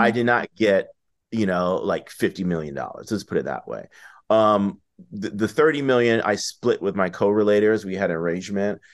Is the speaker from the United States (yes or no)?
yes; Washington, District of Columbia, United States; moved away; I grew up in D C in the eighties and nineties.